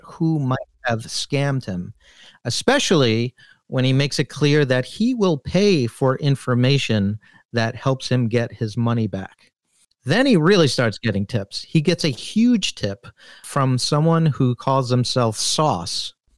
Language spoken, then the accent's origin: English; New York, United States; I'm from New York